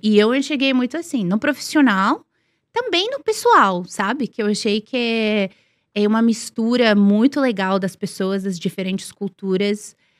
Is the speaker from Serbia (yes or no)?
yes; Serbia; Portuguese is a second language; also born or lived in Milan, Italy / London, United Kingdom; now in Brazil; eu cresci na Sérvia, eu cresci, né, nos anos 80, anos 90